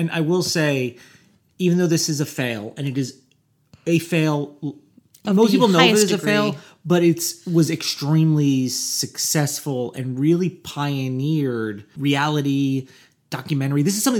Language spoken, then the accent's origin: English; Midwest, United States; so I grew up in the Midwest.